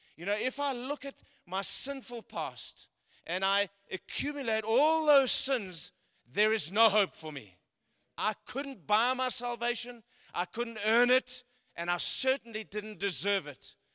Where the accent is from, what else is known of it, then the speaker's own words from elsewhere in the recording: South Africa; moved away; I come from South Africa. I was born in South Africa